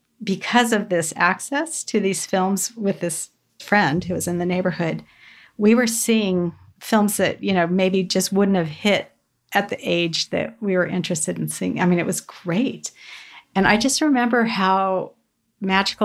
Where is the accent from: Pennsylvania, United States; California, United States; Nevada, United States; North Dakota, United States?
California, United States; Southern; Growing up in Southern California